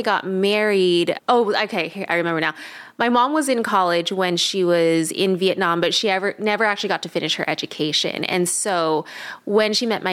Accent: Los Angeles, California, United States; also born or lived in Bay Area, California; I grew up in Southern California in Woodland Hills

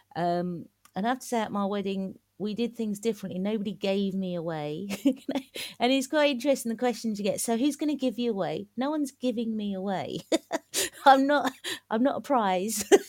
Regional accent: London, United Kingdom; also born or lived in Malaysia; I'm from East London. Um, I'm from Manor Park

